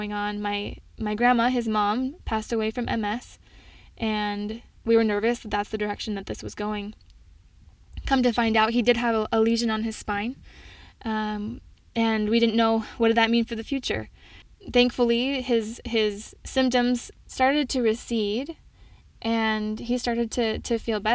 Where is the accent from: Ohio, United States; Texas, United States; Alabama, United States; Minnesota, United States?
Minnesota, United States; moved away; I am originally from Minnesota.